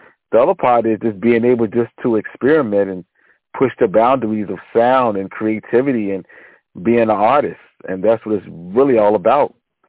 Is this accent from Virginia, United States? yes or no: yes; Richmond, Virginia, United States; was born and raised in Richmond, Virginia